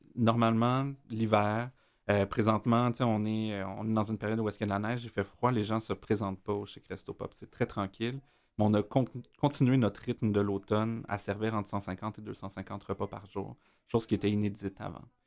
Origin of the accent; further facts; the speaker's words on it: Montreal, Quebec, Canada; also born or lived in Hochelaga-Maisonneuve, Montreal; je, suis un gars de l'Est de Montréal. Euh, j'ai grandi dans Rosemont, j'ai habité dans Schlaga aussi.